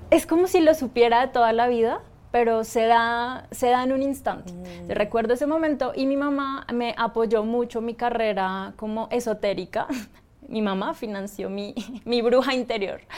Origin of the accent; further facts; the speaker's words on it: Bogotá, Colombia; yo soy colombiana, en Bogotá